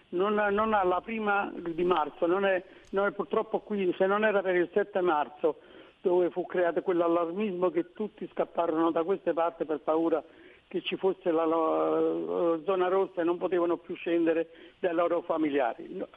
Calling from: Naples, Campania, Italy; Siamo da Napoli.

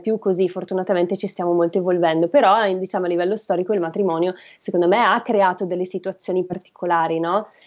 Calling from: Legnano, Lombardy, Italy; dall'Alto Milanese, Legnano

